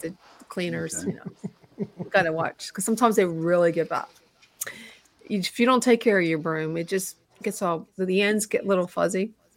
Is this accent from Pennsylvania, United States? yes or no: yes; Pittsburgh, Pennsylvania, United States; we are from Pittsburgh